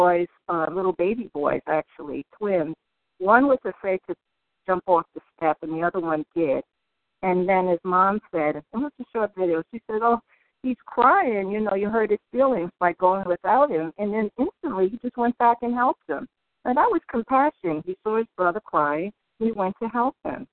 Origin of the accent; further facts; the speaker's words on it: New York City, New York, United States; moved away; also born or lived in Oakland, California; I grew up in New York, in Brooklyn, Harlem in Brooklyn